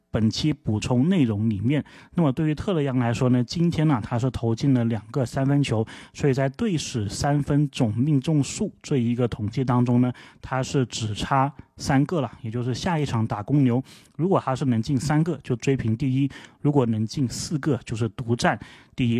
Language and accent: Chinese; China; 就是我们中国人脚上的功夫这么好